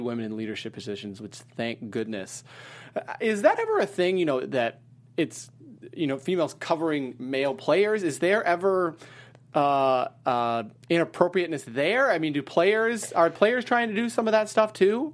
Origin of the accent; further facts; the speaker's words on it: Wisconsin, United States; moved away as an adult; also born or lived in Ohio / Terre Haute, Indiana / Charleston, West Virginia / Washington, D.C.; I grew up in Wisconsin